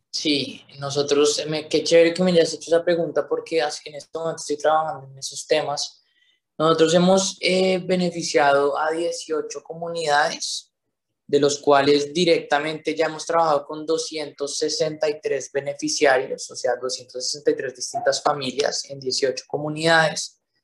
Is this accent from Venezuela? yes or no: no; Colombia; nosotros como colombianos